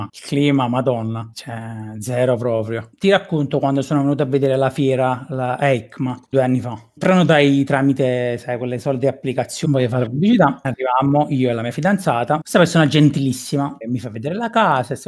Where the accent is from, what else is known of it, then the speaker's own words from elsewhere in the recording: Caserta, Campania, Italy; Perché tu devi sapere che chiunque che è della provincia anche dicono tutti quanti che sono napoletani. Beh, sia sì, chiaro, con questo non voglio dire che da noi sono tutti santi, è tutt'altro.